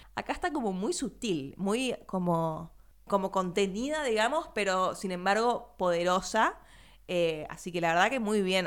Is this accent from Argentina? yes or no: yes; Argentina; nuestra vivencia como argentino latinoamericano